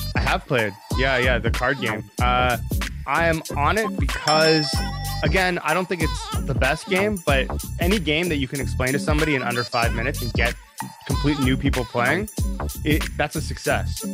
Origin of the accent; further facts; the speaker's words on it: Canada; I'm Canadian